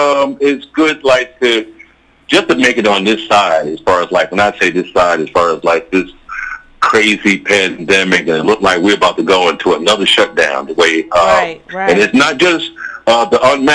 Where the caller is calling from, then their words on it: New York City, New York, United States; NYC, Queens, New York.